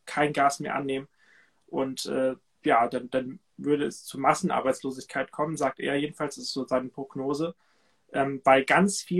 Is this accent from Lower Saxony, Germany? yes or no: yes; Cuxhaven, Lower Saxony, Germany; Ich war in, meinem, in meiner Heimat Cuxhaven an der Nordsee. Und das ist einfach immer wieder schön, zu Hause zu sein, bei meiner Familie